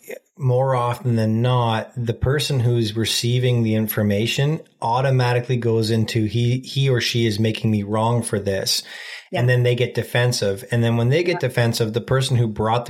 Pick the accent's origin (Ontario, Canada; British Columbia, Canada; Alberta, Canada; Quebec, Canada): Ontario, Canada; We're from Ontario, Canada